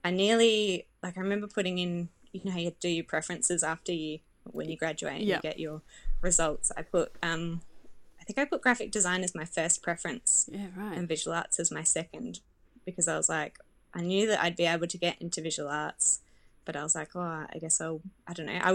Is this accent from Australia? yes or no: yes; Adelaide, South Australia, Australia; I'm from Adelaide, and it's, you know, it's where I've grown up